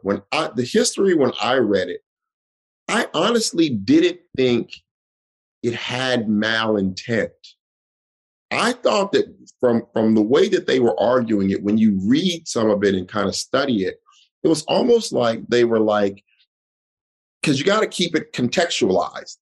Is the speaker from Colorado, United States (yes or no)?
yes; Denver, Colorado, United States; moved away as an adult; now in New York City, United States; I'm from the Five Points